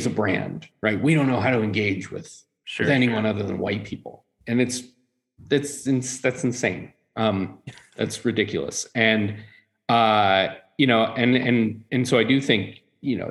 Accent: Tennessee, United States; growing up in Tennessee, everyone drinks brown liquor.

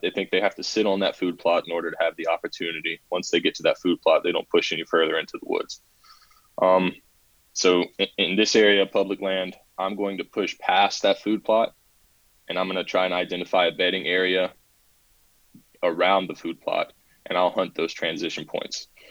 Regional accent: South Carolina, United States; I've been born and raised in South Carolina, not necessarily the part that I live in now, um, but around the area.

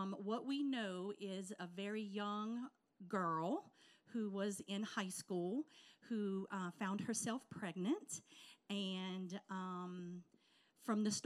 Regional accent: right outside of New Orleans, South Louisiana, United States; we're from South Louisiana, right outside of New Orleans

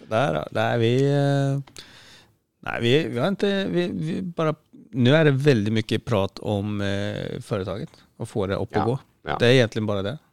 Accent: Sweden; ja men folk fatter at jeg er svensk, og det er sånn vi prater i Sverige.

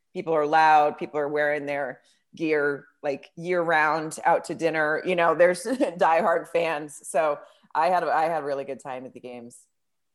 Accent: Farmington, Arkansas, United States; I grew up in Farmington, Arkansas

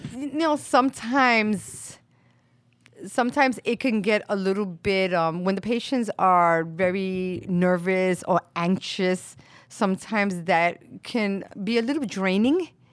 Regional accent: New York City, New York, United States; also born or lived in Puerto Rico (family origin); my family is from Puerto Rico. I was born and raised here in Brooklyn, in Williamsburg

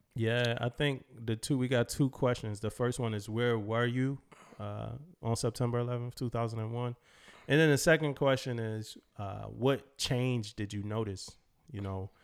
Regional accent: United States; just being American

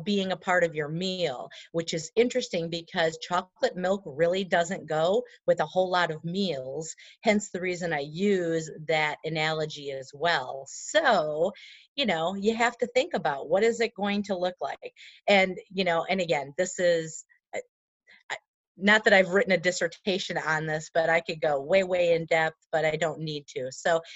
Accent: Wisconsin, United States; we're from Wisconsin

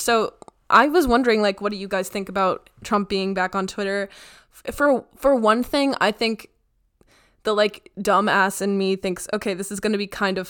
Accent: Canada; I was just curious because like maybe being Canadian, like it's kind of fun to like observe these or scary.

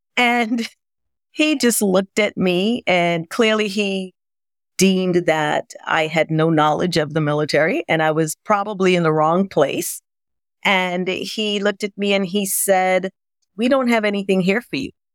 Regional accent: Grenada; moved away; also born or lived in New York City; growing up in Grenada

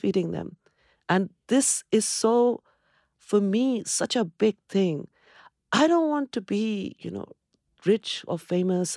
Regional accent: Kolkata, West Bengal, India; moved away as an adult; also born or lived in Cambridge, United Kingdom; now in United Kingdom; I come from Calcutta, where there is just abundance of greenery.

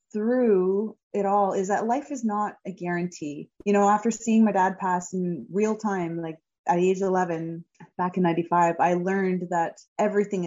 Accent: Hamilton, Ontario, Canada; performing as an anthem singer in front of nearly 40,000 people in my hometown at the Hamilton Tiger Cats CFL game

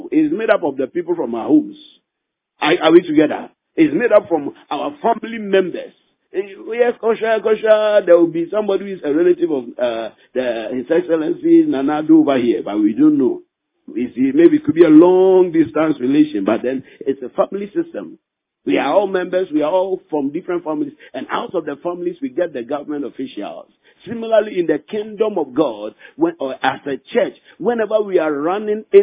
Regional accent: Ghana; in our country we practice democracy

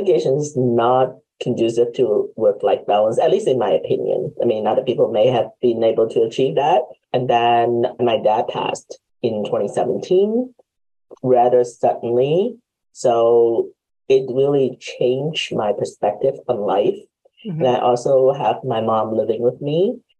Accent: Hong Kong; moved away; because I am originally from Hong Kong. Mm-hmm. So my parents came because my grandparents were here. So they applied for us and sponsored for us to come over.

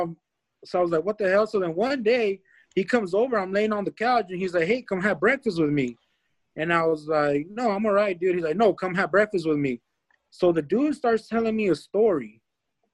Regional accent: Escondido, California, United States; now in Hemet, United States; I'm originally from Escondido. I'm out here in Hemet now

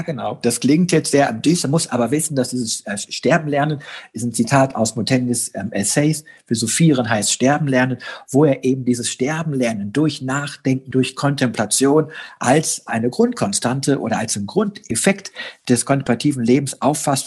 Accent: Germany; bei uns in Deutschland

